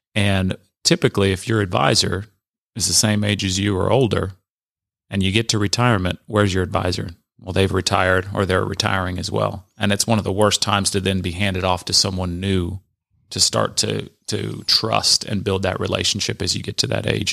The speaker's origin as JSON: {"language": "English", "region": "Southern California", "country": "United States", "tie": "born or raised there", "moved": "yes", "said": "born and raised in Southern California."}